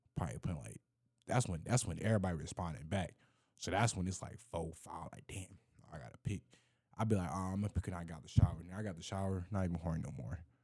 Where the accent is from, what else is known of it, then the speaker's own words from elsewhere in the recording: Florida, United States; I grew up in Florida.